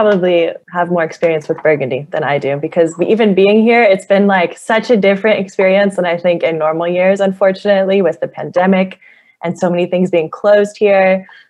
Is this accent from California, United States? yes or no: yes; Southern California, United States; moved away; also born or lived in Los Angeles; I'm from Southern California originally, and my parents had moved to Washington